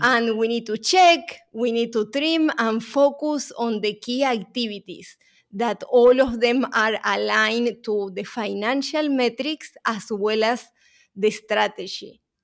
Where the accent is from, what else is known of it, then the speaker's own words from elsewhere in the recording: Uruguay; moved away; my accent is not from New York, because I'm originally from Uruguay